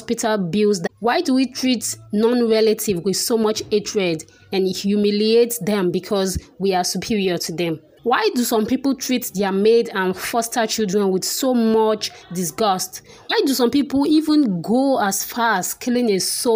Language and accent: English; Nigeria; we are still Nigerian.